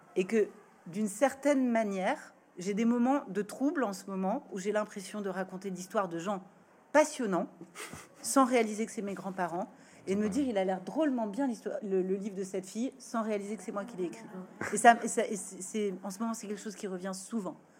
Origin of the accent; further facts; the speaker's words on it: France; la première génération née en France et ne parlant pas le roumain